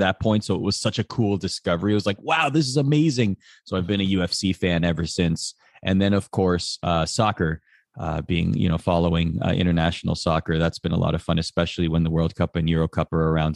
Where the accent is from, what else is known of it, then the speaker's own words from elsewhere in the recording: just outside of Toronto, Ontario, Canada; we grew up just outside of Toronto